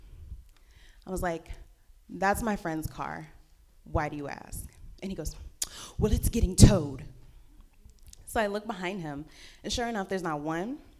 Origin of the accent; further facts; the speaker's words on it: Stockton, California, United States; I'm from Stockton, California